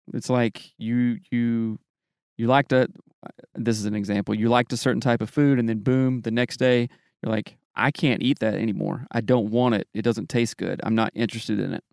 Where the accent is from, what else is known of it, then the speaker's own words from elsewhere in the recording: Greer, South Carolina, United States; moved away; I grew up in the South